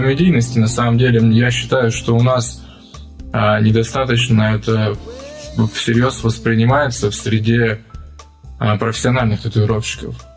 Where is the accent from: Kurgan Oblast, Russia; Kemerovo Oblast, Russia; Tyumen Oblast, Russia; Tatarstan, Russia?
Kurgan Oblast, Russia; Kurgan; я из Кургана